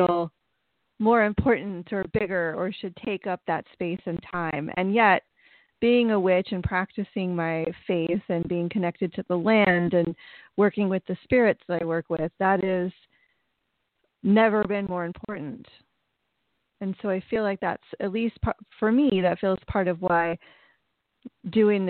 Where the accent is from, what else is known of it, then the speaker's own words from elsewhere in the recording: United States; I was raised in the United States